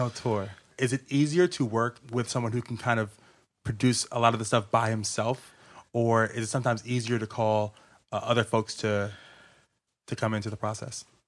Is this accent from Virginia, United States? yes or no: yes; Richmond, Virginia, United States; I'm from Richmond, Virginia. South Side, all day